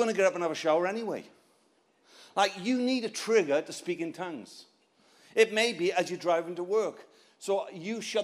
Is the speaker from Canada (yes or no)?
no; Wales, United Kingdom; I'm not English. I'm Welsh